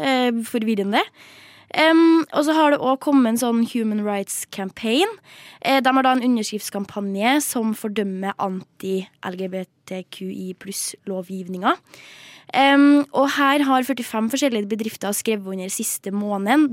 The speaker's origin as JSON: {"language": "Norwegian", "region": "Trøndelag", "country": "Norway", "said": "Jeg er jo trønder"}